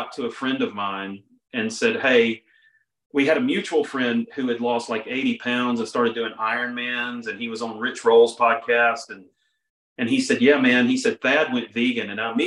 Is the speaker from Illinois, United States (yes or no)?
no; Mississippi, United States; moved away as an adult; also born or lived in Auburn, Alabama / Nashville, Tennessee; I'm originally from Mississippi, but at the time I was living in Auburn, Alabama.